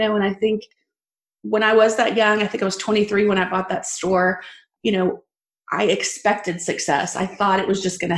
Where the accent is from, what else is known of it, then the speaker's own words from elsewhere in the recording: Abilene, Texas, United States; I was born in Abilene, Texas, born and raised